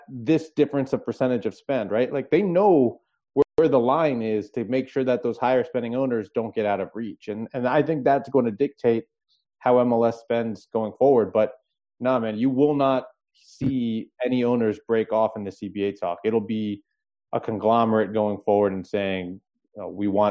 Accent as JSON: {"language": "English", "town": "Alexandria", "region": "Virginia", "country": "United States", "tie": "born or raised there", "also_born_or_lived": "Capitol Hill, Washington, D.C.", "moved": "yes", "said": "I'm from Alexandria. I lived in Capitol Hill when I was at the Post. You know, I grew up in that area"}